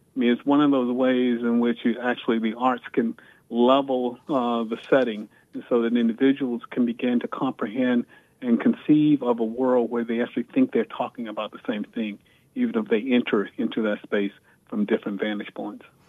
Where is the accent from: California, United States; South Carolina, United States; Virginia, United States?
Virginia, United States; I grew up in the segregated South. I was born in 1955 in Virginia